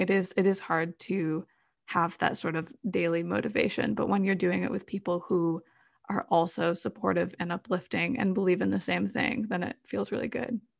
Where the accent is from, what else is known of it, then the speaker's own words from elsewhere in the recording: Madison, Wisconsin, United States; I grew up in Madison, Wisconsin